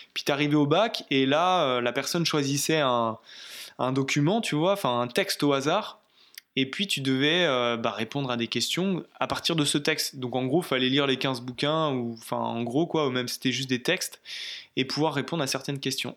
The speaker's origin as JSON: {"language": "French", "region": "Brittany", "country": "France", "moved": "yes", "said": "je rentre chez moi en Bretagne"}